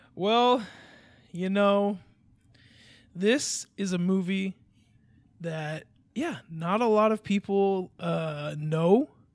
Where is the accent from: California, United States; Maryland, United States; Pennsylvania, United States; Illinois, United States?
California, United States; I'm a Californian